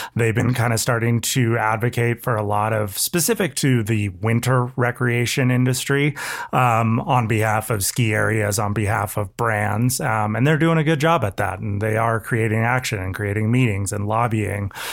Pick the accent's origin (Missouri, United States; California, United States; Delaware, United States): California, United States; Californian through and through